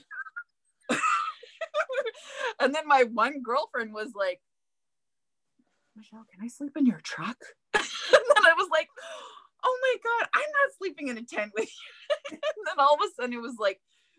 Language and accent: English; Winnipeg, Manitoba, Canada; moved away; also born or lived in Edmonton; I'm from Winnipeg, camping all of my kid life